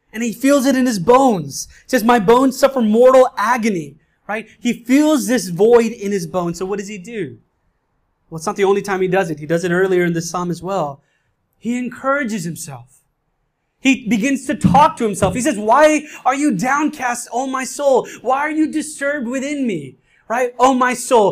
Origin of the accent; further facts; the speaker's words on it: India; now in New York City, United States; I'm an Indian. I come from a culture that smothers emotions